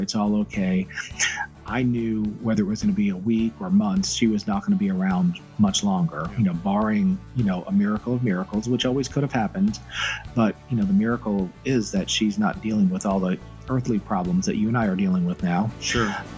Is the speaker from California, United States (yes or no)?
no; Myrtle Beach, South Carolina, United States; moved away; she lived in Myrtle Beach, South Carolina, and that's where we spent our teenage years.